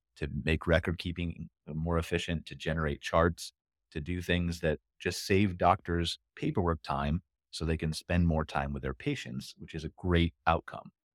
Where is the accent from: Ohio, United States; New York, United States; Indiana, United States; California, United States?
Ohio, United States; I'm from Ohio